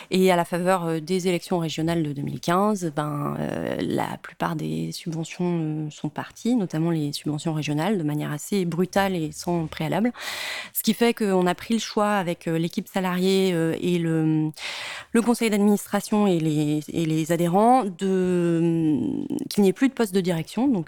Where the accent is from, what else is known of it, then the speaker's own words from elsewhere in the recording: Provence-Alpes-Côte d'Azur, France; also born or lived in Lyon; J'ai été euh, élevée dans les Hautes-Alpes, j'ai grandi dans les Hautes-Alpes, et après après dix ans à Lyon, j'ai voulu y retourner.